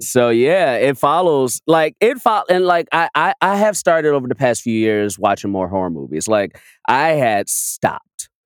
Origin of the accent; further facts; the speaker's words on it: Chicago, Illinois, United States; moved away; I'm from Chicago, but I was back home